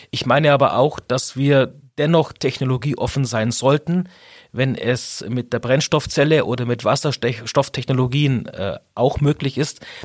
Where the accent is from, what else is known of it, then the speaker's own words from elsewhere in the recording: Augsburg, Bavaria, Germany; also born or lived in Illertissen; Ich bin 45 Jahre alt, in Illertissen geboren, weil meine Eltern dort zufälligerweise vor 45 Jahren gewohnt haben, bin aber Augsburger durch und durch, habe in Augsburg studiert